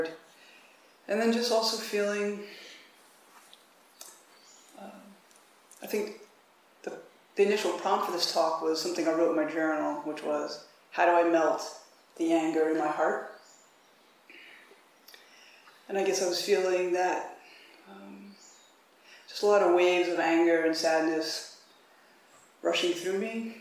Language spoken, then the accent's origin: English; Mount Vernon, New York, United States; moved away as an adult; also born or lived in Brooklyn, New York / Austin, Texas; now in Tassajara, United States; we grew up in Mount Vernon, New York